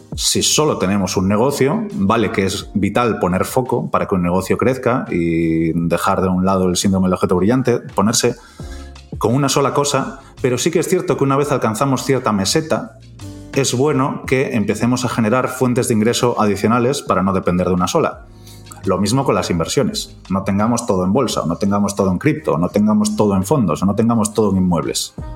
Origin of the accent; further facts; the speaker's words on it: Galicia, Spain; como decimos los gallegos